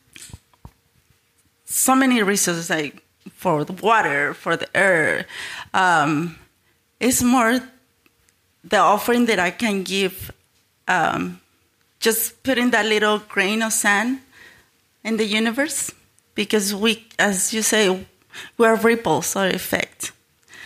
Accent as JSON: {"language": "English", "country": "Mexico", "moved": "yes", "lives_now": "United States", "said": "I'm from Mexico, so I'm an immigrant. And I've been living in the States for the past 26 years"}